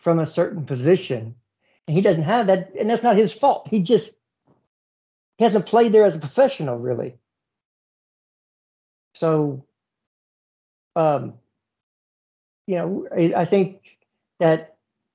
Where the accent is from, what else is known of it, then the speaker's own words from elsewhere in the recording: United States; I'm an American.